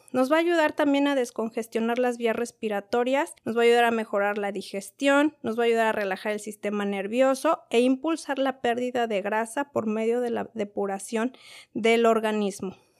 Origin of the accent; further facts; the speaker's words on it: Mexico; yo soy de México